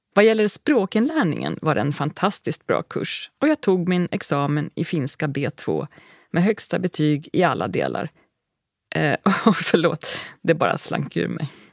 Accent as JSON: {"language": "Swedish", "country": "Sweden", "also_born_or_lived": "Uppsala, Sweden", "moved": "as an adult", "lives_now": "Finland", "said": "I början av september nittonhundranittioåtta hade jag tagit båten från Sverige till Finland som vanligt, med det enda undantaget att jag tog med mig allt jag äger och har"}